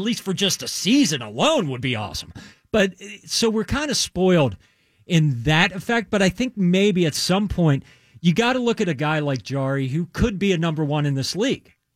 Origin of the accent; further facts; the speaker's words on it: Maryland, United States; I grew up in Maryland